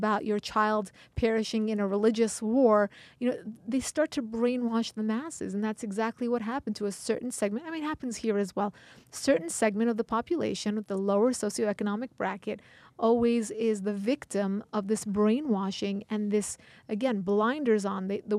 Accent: United States; I was born in America.

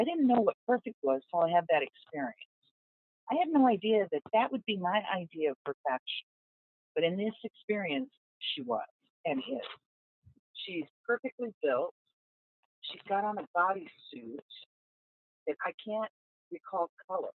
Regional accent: Southwest, United States; moved away; I'm from the Southwest originally, from the desert.

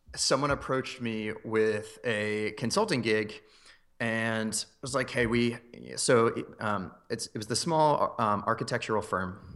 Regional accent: north of Philadelphia, Pennsylvania, United States; moved away as an adult; also born or lived in Maryland / Boston / Chicago; now in Phoenix, United States; moved up to north of Philadelphia, actually, when I was around six years old. Um, so I grew up there for, uh, my whole life until I went to college

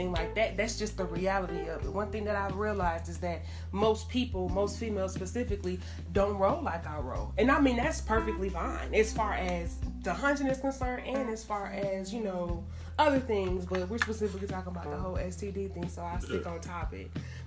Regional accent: Atlanta, Georgia, United States; I grew up here in Atlanta

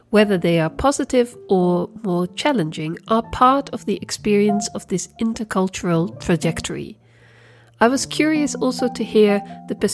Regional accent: Sweden; I'm also from Sweden and a partner acrobat

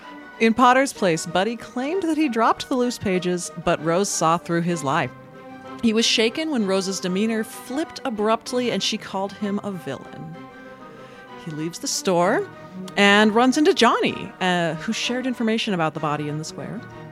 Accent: France; born there; You know, I was born in France.

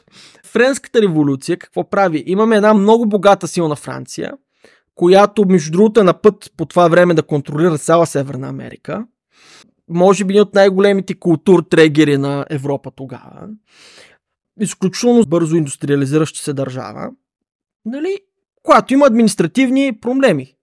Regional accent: Bulgaria; като българин

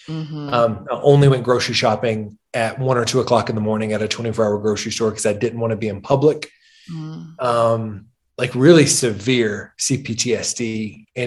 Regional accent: Wetumpka, Alabama, United States; It's a small town called Wetumpka. It's outside of Montgomery

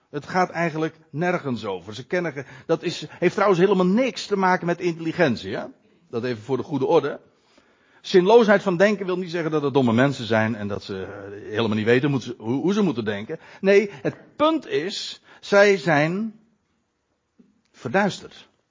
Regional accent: Netherlands; ons als Nederlanders

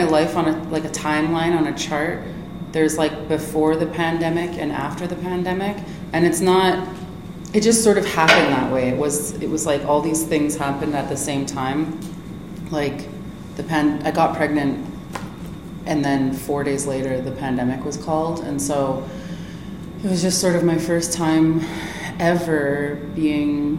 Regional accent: Kahnawake, Quebec, Canada; Mohawk from Kahnawake Mohawk Territory

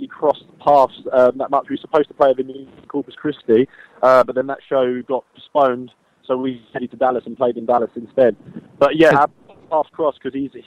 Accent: London, United Kingdom; that's where I was born and bred

